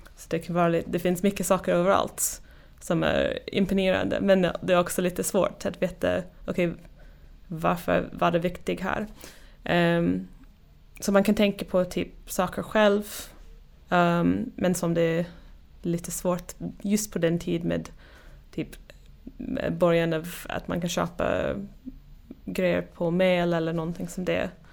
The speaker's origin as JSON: {"language": "Swedish", "region": "Oregon", "country": "United States", "tie": "born or raised there", "also_born_or_lived": "Wisconsin / Sweden", "second_language": "Swedish", "moved": "as an adult", "said": "jag kommer från Oregon i USA och uppväxt där och sen flyttade till Wisconsin"}